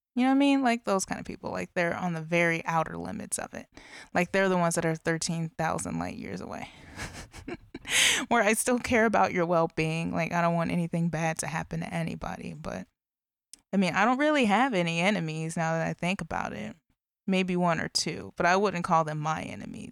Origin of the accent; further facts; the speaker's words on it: Illinois, United States; in Illinois as well, my home state